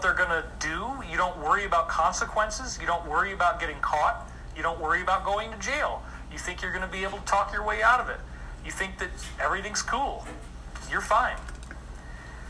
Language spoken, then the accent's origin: English; Scotia, New York, United States; I grew up in Scotia, New York